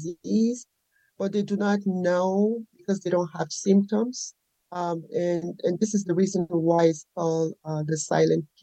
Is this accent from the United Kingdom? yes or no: no; Nigeria; moved away as an adult; now in United States; I was raised and born in Nigeria